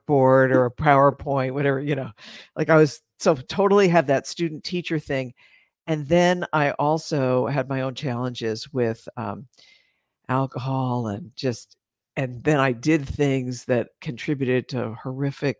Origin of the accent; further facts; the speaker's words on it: East Coast of the United States, United States; grew up on the East Coast of the United States